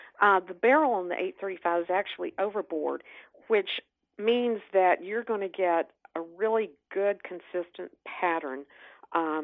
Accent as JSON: {"language": "English", "region": "North Carolina", "country": "United States", "tie": "born or raised there", "said": "growing up in North Carolina, my family visited the mountains every year."}